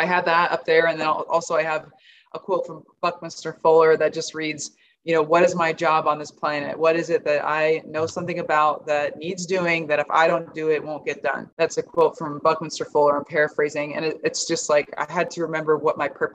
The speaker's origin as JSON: {"language": "English", "region": "Nebraska", "country": "United States", "said": "I'm from Nebraska"}